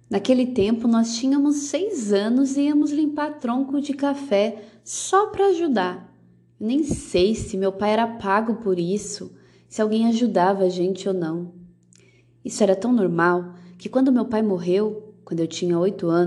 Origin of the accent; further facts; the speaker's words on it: Alfredo Guedes, São Paulo, Brazil; Na minha infância, em Alfredo Guedes, nós tínhamos muitos amigos e todo mundo era meu irmão.